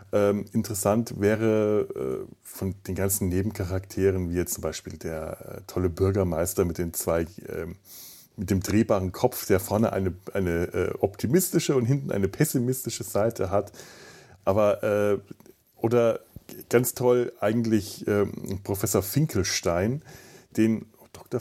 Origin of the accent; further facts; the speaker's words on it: Southern Germany, Germany; moved away; ich komme aus Süddeutschland